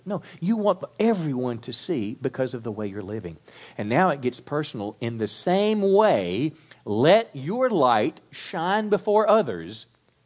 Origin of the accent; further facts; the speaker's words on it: Mississippi, United States; I was raised in Mississippi on a little farm